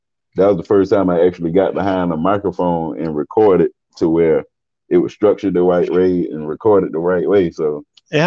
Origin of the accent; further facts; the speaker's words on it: the South, United States; us as Southerners